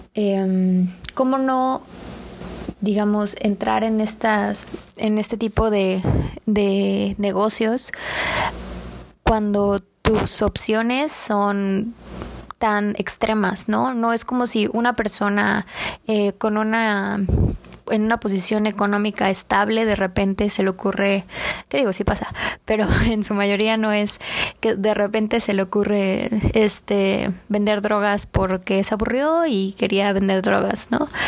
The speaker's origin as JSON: {"language": "Spanish", "country": "Mexico", "said": "vemos en nuestro día a día como mexicanos"}